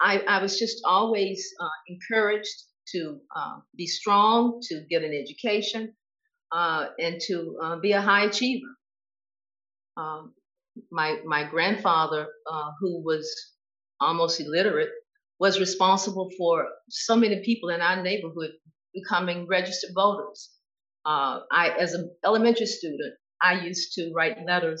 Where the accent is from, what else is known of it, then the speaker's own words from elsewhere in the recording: Laurel, Mississippi, United States; moved away as an adult; also born or lived in Cleveland, Ohio; growing up in Laurel